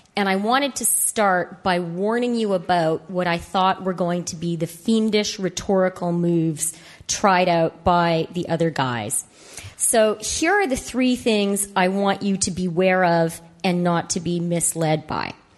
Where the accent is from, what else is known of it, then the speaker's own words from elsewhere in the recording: Canada; as a Canadian